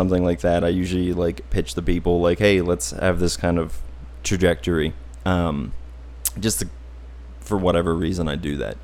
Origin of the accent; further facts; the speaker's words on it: Auburn, United States; I was raised in Auburn on a little farm.